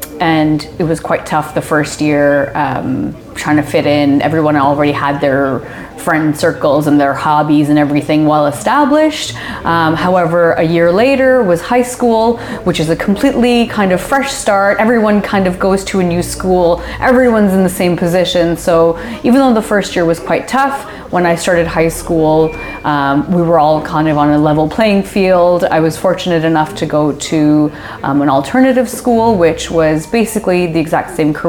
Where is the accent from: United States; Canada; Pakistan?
Pakistan; also born or lived in Kuwait; So I was born in Kuwait. That's where myself and both of my older sisters were born. My parents moved there once they were married. And when I was about a year old, it was actually the Gulf War. And so we had to flee back to Pakistan, which is where my family is originally from.